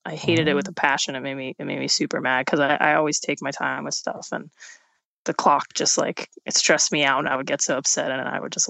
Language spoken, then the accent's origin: English; Pittsburgh, Pennsylvania, United States; In the city, yeah. I actually just moved out of my house like about a couple of days ago for the first time, really.